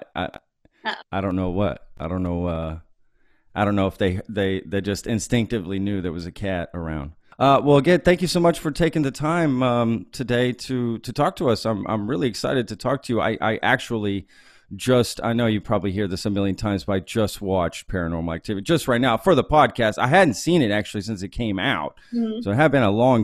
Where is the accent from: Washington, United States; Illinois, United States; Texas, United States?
Texas, United States; Dallas area; that's where I grew up too.